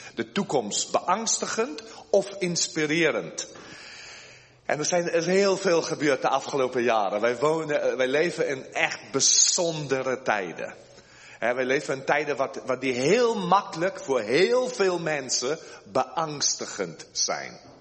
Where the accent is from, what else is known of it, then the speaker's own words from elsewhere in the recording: South Africa; moved away as an adult; now in Netherlands; ik ben geboren in Zuid-Afrika van Nederlandse ouders. Ik ben nu inmiddels al sinds 1988 ben ik met de koffer in mijn hand naar Nederland gekomen